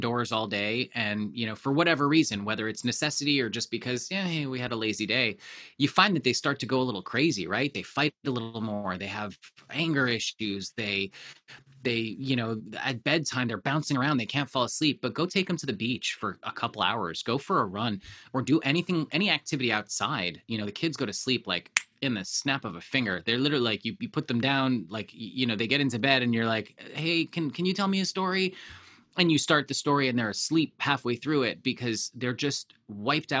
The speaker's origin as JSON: {"language": "English", "country": "Canada", "tie": "born or raised there", "said": "I grew up in Canada, of course."}